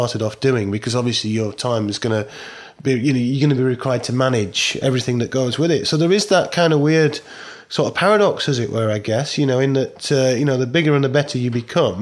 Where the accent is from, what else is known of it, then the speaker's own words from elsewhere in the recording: Barnsley, Yorkshire and the Humber, United Kingdom; my hometown of Barnsley in South Yorkshire